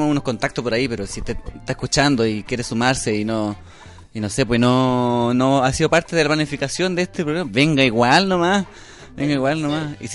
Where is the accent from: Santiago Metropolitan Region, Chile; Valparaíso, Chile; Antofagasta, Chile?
Valparaíso, Chile; em, somos de Valparaíso. En serio, yo vivía en Cordillera